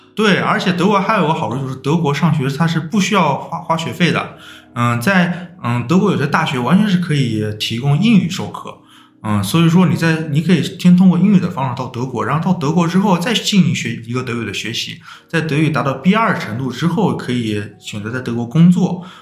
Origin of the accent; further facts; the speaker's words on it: China; 作为中国人